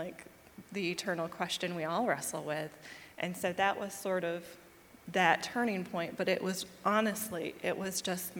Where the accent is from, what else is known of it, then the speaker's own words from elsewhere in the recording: New York, United States; also born or lived in Myrtle Beach, South Carolina; I'm from a little bit of all over. I was born in New York, and we spent a lot of time traveling between New York and a little city down near Myrtle Beach.